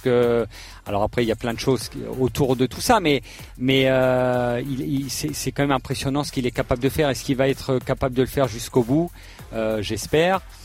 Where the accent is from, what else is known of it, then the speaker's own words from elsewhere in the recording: Alsace, Grand Est, France; je suis alsacien